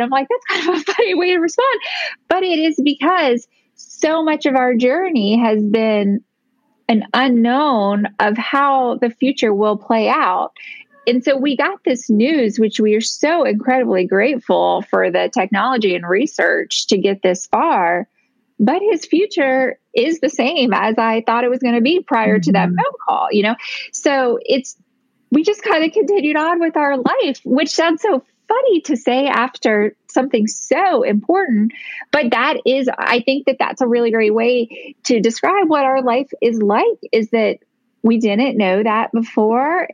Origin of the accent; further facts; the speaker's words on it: Virginia, United States; moved away as an adult; also born or lived in Tennessee; we lived in Tennessee and then moved to Virginia. One of the main reasons that we moved is that my family is in Virginia. So, we now live in my hometown